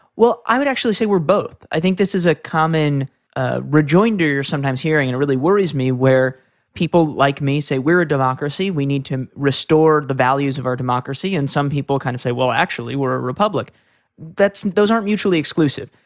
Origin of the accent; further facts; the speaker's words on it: New York City, New York, United States; I'm originally from New York City. That's where I grew up